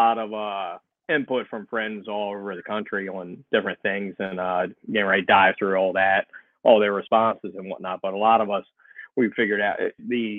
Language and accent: English; Ocean City, Maryland, United States; moved away as an adult; also born or lived in Prince George's County, Maryland / Howard County, Maryland; I was born and raised down in Ocean City